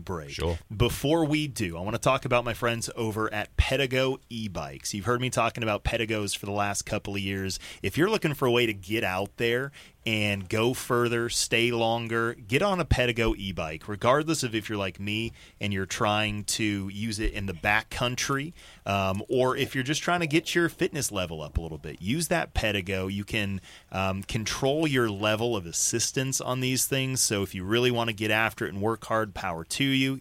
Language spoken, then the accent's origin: English; Colorado, United States; moved away as an adult; also born or lived in Denver; now in Oklahoma, United States; growing up in Colorado